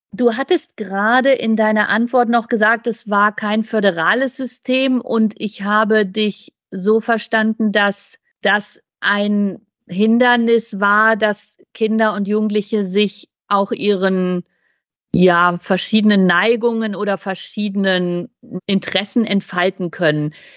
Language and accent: German; West Germany, Germany; Also ich bin in der Bundesrepublik zur Schule gegangen.